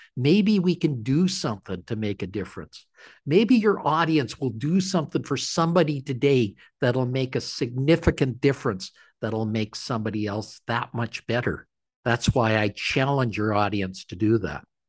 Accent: Canada; I'm a Canadian.

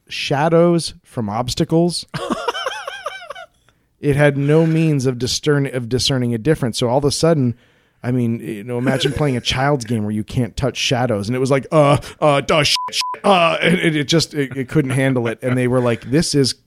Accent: Colorado, United States; my home state of Colorado

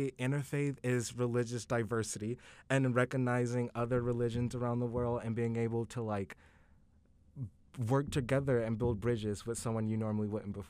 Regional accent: Thomson, Georgia, United States; moved away as an adult; now in Oklahoma City, United States; I am from Thompson, Georgia.

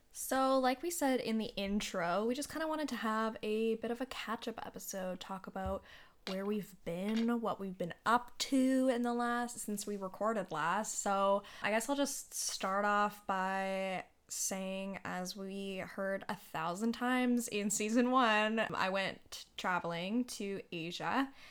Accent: Canada; I was safe in my home country with my family and Yeah, I'm, I am grateful for being able to come back to Canada

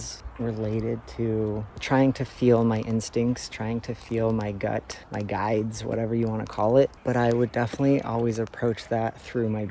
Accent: Denver, Colorado, United States; moved away; also born or lived in Florida / Toronto; I grew up in Denver, Colorado and in Florida, where there was tons of wildlife, but I've spent the last 15 years in Toronto

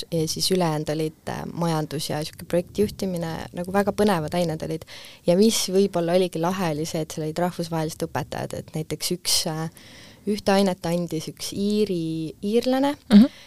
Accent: Tartu, Tartu County, Estonia; also born or lived in Pärnu; ma lõpetasin gümnaasiumi Tartus mm, -hmm. et tegelikult äh, ma pean oma koduks Tartut

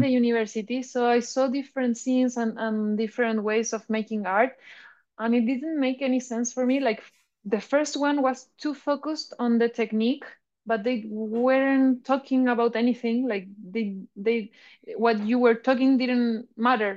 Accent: Chile; I'm a Bitcoin artist from Chile

